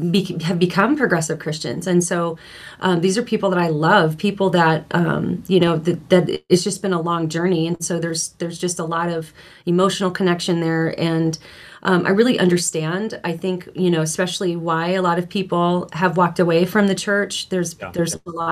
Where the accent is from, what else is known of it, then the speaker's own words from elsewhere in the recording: Los Angeles, California, United States; I grew up in the San Fernando Valley in the LA area